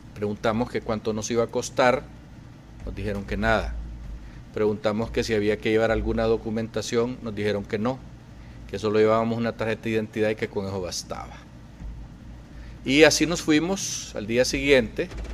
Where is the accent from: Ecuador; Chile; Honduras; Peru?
Honduras; now in United States; lo que estamos viviendo los hondureños